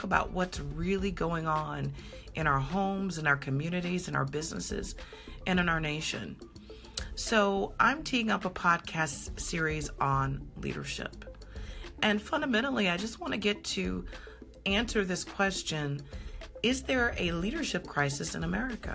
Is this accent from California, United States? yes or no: no; Coral Springs, Florida, United States; my hometown is Coral Springs, Florida. I grew up a large part of my youth in Coral Springs